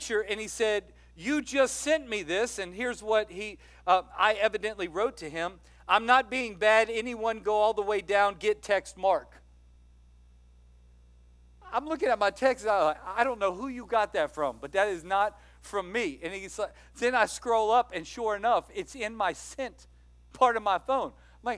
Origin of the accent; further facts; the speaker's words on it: Louisiana, United States; moved away; I'm from Louisiana. My dad lives in Louisiana